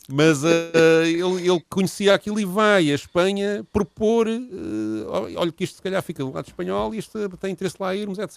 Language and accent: Portuguese; Portugal; porque somos portugueses